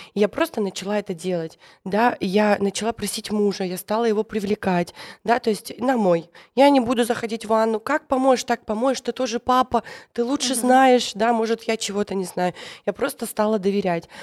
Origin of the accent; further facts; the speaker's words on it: the North, Russia; я из севера